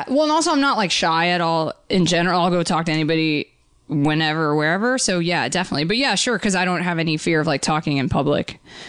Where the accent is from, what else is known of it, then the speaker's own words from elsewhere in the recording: Georgia, United States; But I grew up in Georgia, really close to a lot of, like, actual Civil War battlefields.